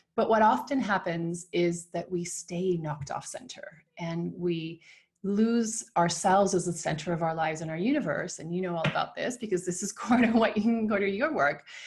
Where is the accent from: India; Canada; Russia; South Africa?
Canada; now in Switzerland; I'm from Canada and live in Switzerland with my Argentine husband